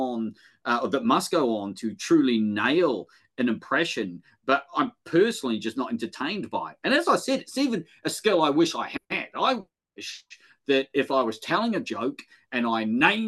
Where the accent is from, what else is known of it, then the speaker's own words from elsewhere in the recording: Wellington, New Zealand; moved away as an adult; also born or lived in North Manchester; now in Manchester, United Kingdom; I'm from Wellington, but all my family are from the Deep South.